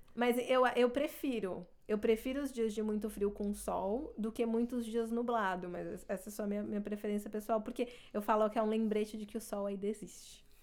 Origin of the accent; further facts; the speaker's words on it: Brazil; first language Portuguese; moved away as an adult; now in Canada; quando eu mudei para o Canadá, meu inglês era avançado e meu português era fluente